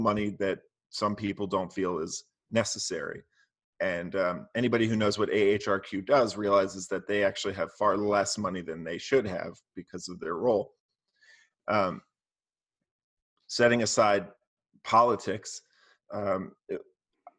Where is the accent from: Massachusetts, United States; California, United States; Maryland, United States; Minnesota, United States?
Maryland, United States; also born or lived in Philadelphia, Pennsylvania; My childhood was mostly in Maryland, outside of DC.